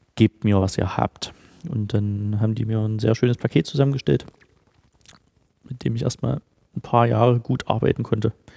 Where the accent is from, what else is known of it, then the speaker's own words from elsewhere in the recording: Halle, Saxony-Anhalt, Germany; moved away as an adult; also born or lived in Nashville; now in Dresden, Germany; Ich komme ursprünglich aus Halle, bin 2001 nach Dresden gegangen äh, zum Studium